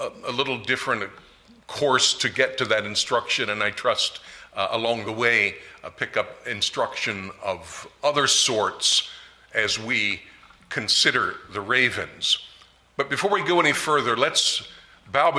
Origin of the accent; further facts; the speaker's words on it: Maryland, United States; I am from Maryland